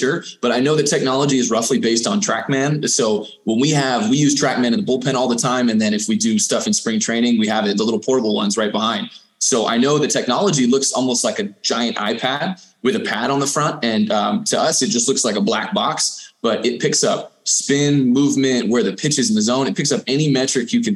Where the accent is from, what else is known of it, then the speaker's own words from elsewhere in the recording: San Diego, California, United States; So I'm from San Diego. I grew up there, and from the time I was about 6 months old until the end of high school